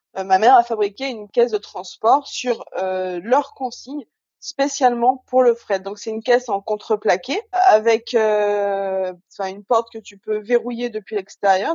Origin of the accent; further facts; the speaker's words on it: Haute-Savoie, Auvergne-Rhône-Alpes, France; moved away as an adult; also born or lived in Alsace; now in Guadeloupe; je suis originaire de Haute-Savoie